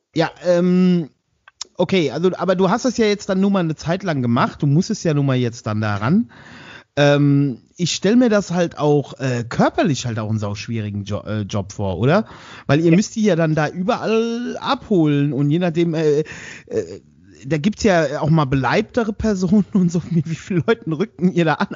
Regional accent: Westerwald, Germany; bei uns im Westerwald

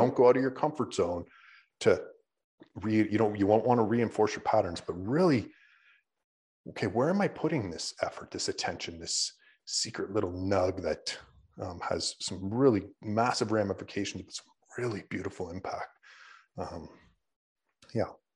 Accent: Canada; we're Canadian

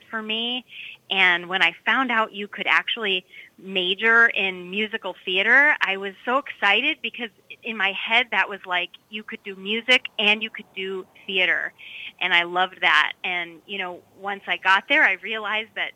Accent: Minneapolis–Saint Paul, Minnesota, United States; accent: Minnesotan; now in Lowell, United States; I am based in the Lowell area, but I actually come from all the way from Twin Cities, Minnesota

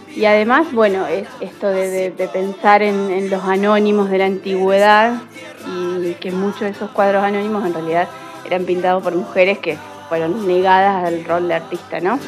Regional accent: Capitán Bermúdez, Santa Fe, Argentina; soy de Capitán Bermúdez

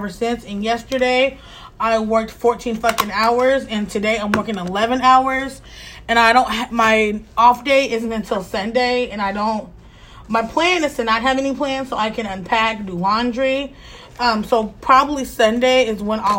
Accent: Pacific Northwest, United States; also born or lived in Texas; I am from the Pacific Northwest.

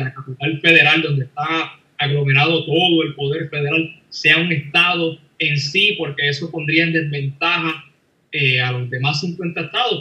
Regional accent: Puerto Rico; yo como puertorriqueño o como ciudadano de Washington DC

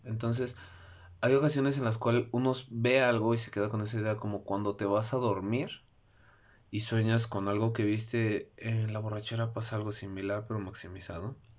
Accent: Mexico; mi país, México

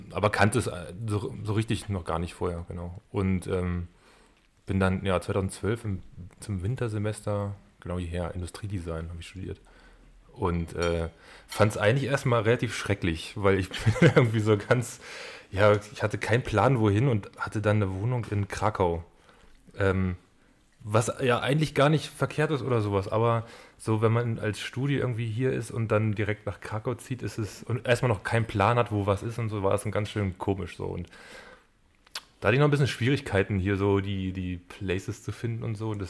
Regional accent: Gifhorn, Lower Saxony, Germany; now in Magdeburg, Germany; ich komme eigentlich aus Wolfsburg.

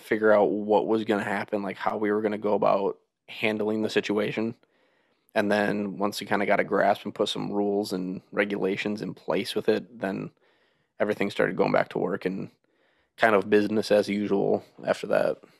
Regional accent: United States; moved away as an adult; also born or lived in Minnesota / Wisconsin; now in West Virginia, United States; we're actually from Minnesota and Wisconsin

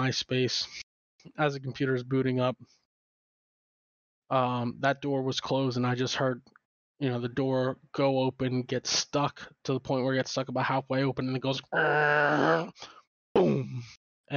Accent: Phoenixville, Pennsylvania, United States; born or raised there; moved away

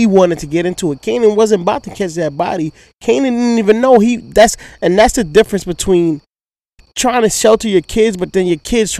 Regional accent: New York City, New York, United States; Like, I grew up in Queens

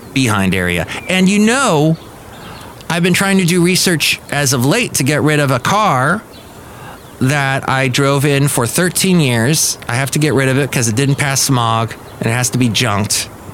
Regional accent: Southern California, United States; moved away as an adult; also born or lived in Alabama; I grew up in Southern California

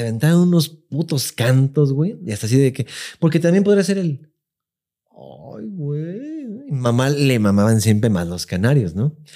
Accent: Mexico City, Mexico; also born or lived in La Lagunilla, Mexico City; mis recuerdos más frescos, así de que sí me acuerdo ya mucho de mi infancia, ya es en Iztapalapa

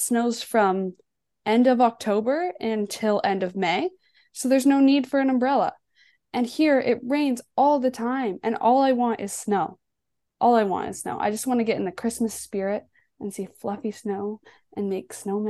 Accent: Alberta, Canada; moved away as an adult; now in Ontario, Canada; Well, I am from Alberta, so I love to ski

